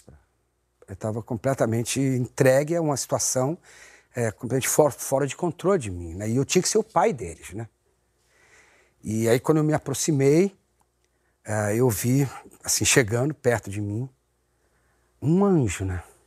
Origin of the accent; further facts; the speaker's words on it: São Paulo, Brazil; eu morava em São Paulo, na Videiraí. Eu nasci na rua Casa do Ator. Ah! E, mas eu, depois, logo na primeira infância, eu fui morar no, no aeroporto, na Avenida Iraí